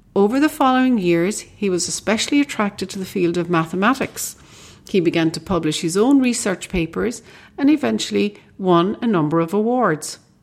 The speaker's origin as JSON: {"language": "English", "country": "Ireland", "said": "as we Irish like to say"}